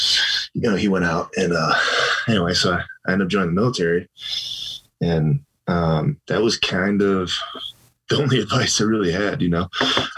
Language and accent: English; Chicago, Illinois, United States; moved away as an adult; I grew up in Chicago.